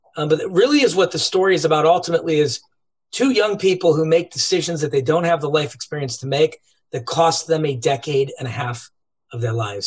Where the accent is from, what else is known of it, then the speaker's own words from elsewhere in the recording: Cleveland, Ohio, United States; We grew up in Cleveland, Ohio